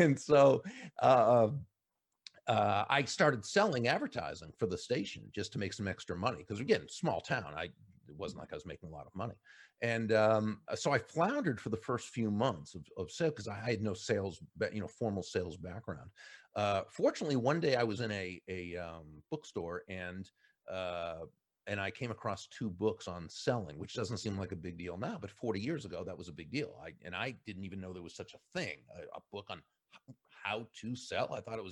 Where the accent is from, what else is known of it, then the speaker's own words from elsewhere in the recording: Massachusetts, United States; a, you know, Northeastern Jewish kid going to really the Bible Belt of Oklahoma. Now, of course, growing up in Massachusetts, you know, my friends were all, you know, Catholic and Protestant